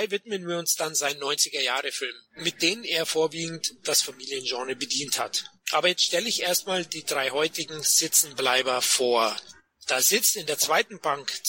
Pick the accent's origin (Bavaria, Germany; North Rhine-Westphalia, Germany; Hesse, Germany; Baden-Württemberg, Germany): Bavaria, Germany; Munich; ich als Münchner kenne das natürlich auch, ja